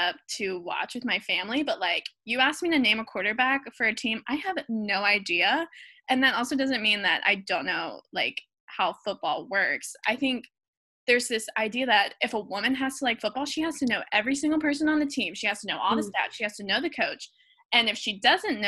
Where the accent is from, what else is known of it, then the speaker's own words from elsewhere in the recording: Alabama, United States; I am from Alabama.